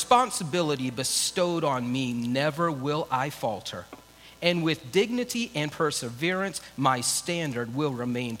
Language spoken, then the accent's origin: English; United States; I have as an American